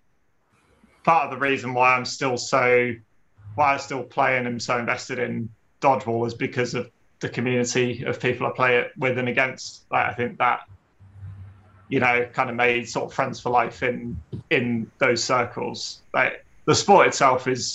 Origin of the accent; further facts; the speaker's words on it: Ipswich, East of England, United Kingdom; moved away; also born or lived in Nottingham; I'm from Ipswich originally. It's somewhere that's sort of stuck out in the southeast of England